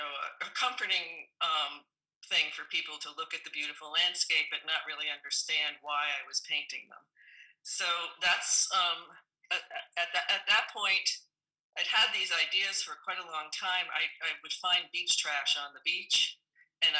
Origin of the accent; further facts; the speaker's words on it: New England, United States; now in Pacific Northwest, United States; Growing up in New England